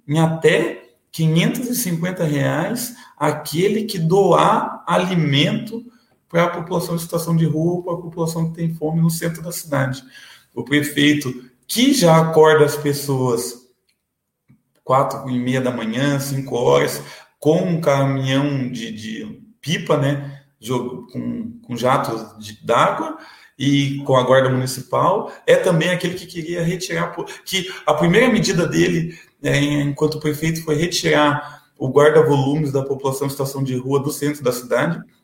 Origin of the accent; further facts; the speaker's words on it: Paraná, Brazil; also born or lived in São Paulo; Aqui no Paraná, eu fui batizado, eh, batizado, não foi registrado no cartório do lado do presídio, ali do AU e morei na é região metropolitana de Curitiba, Almirante Tamandaré, depois morei é 15 anos em Piraquara